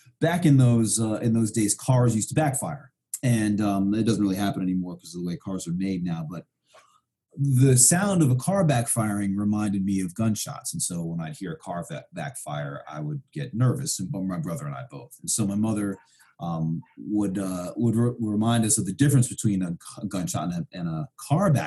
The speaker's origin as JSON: {"language": "English", "town": "New York City", "region": "New York", "country": "United States", "tie": "born or raised there", "also_born_or_lived": "Vermont", "moved": "as an adult", "said": "I grew up in Brooklyn, New York in the 70s and 80s"}